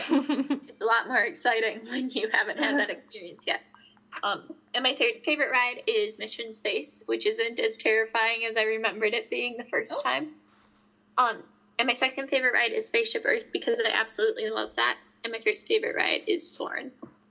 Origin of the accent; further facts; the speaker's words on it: Detroit, Michigan, United States; Wait, yeah, we're from Detroit.